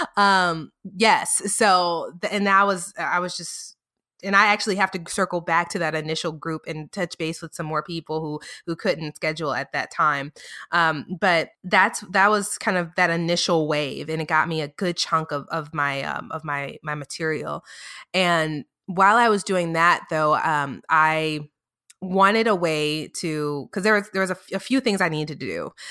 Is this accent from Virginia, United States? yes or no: no; New Orleans, Louisiana, United States; also born or lived in north of Dallas, Texas; now in Dallas area, United States; I'm from New Orleans, I live, you know, just north of Dallas